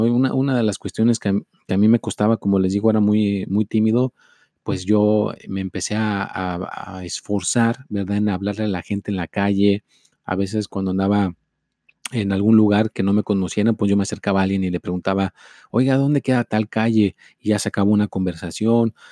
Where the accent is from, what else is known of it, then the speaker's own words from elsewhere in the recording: Mexico; yo soy mexicano